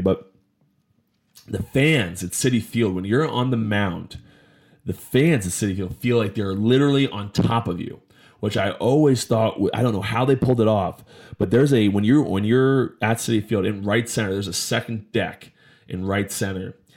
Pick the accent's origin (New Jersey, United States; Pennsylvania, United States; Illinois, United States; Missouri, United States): New Jersey, United States; I'm from Jersey. I'm from the area.